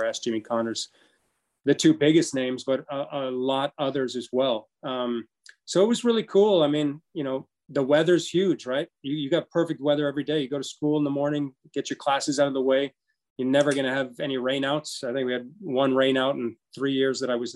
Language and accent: English; Bahamas; moved away as an adult; also born or lived in Los Angeles, United States; growing up in the Bahamas